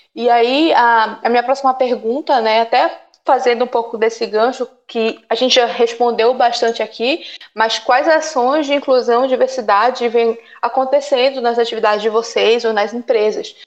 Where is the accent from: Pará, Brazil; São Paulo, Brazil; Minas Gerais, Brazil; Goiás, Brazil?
Pará, Brazil; Belém; moved away; Eu vim do norte, vim de Belém